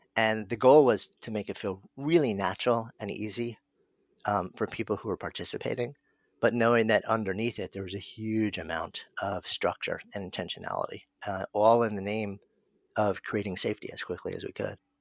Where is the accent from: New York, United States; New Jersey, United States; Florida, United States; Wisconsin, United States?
New York, United States; I'm a New Yorker. And so I was here that day. And like anybody else who is a longtime New Yorker